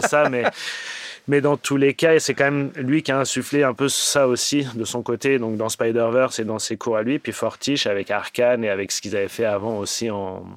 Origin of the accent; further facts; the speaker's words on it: Paris, Île-de-France, France; moved away as an adult; also born or lived in Los Angeles, United States; now in Montpellier, France; je viens de Paris